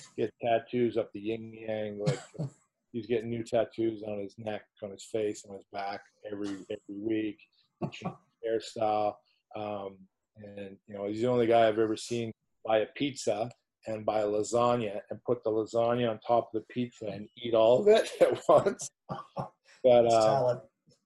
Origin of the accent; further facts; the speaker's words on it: Squamish, British Columbia, Canada; moved away as an adult; also born or lived in Clermont-Ferrand, France; when I was a kid growing up in Squamish, it was always Kokanee.